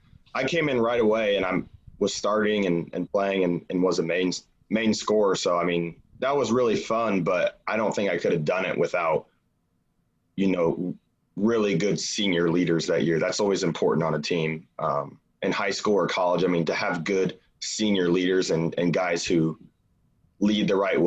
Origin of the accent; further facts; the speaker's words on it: Warsaw, Indiana, United States; Yep, Northern Indiana, Warsaw.